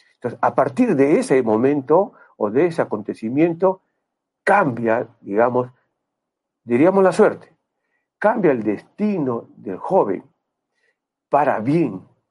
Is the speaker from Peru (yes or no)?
yes; Peru; moved away as an adult; En el año 92 yo me fui del Perú, tuve la oportunidad, la suerte de irme del Perú